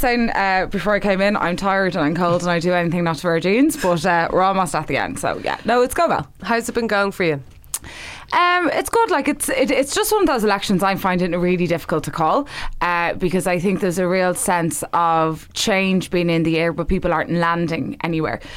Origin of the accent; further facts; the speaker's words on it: Dublin, Leinster, Ireland; I'm very much from there, of there, remember from a long time